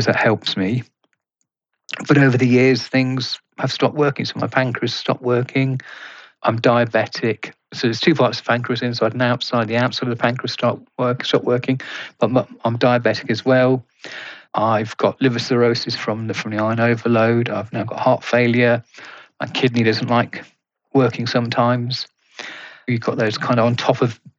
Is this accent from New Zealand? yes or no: no; the Midlands, England, United Kingdom; where I was born in the Midlands in England